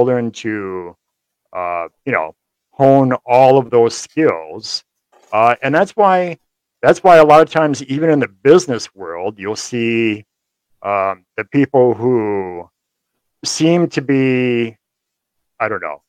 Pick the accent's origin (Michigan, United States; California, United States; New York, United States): Michigan, United States; Kalamazoo; also born or lived in Hamilton, Michigan; I grew up in Kalamazoo mostly